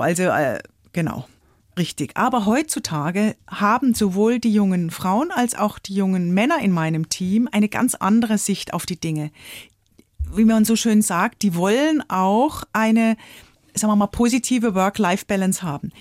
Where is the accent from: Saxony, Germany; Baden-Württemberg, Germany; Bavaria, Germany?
Baden-Württemberg, Germany; Offenburg; in Offenburg, in meiner Stadt, wo ich aufgewachsen bin